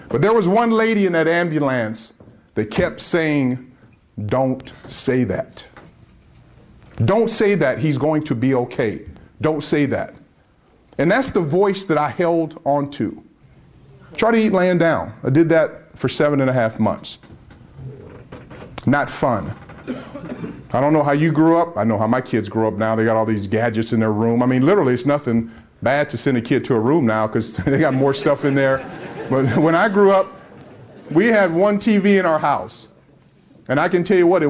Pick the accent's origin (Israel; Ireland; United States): United States; Tempe, Arizona; I'm from Tempe, Arizona, Phoenix, Arizona